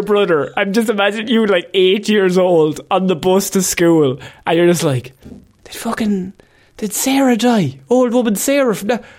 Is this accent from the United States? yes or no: no; Ireland; You can tell we're from Ireland where it's just fields.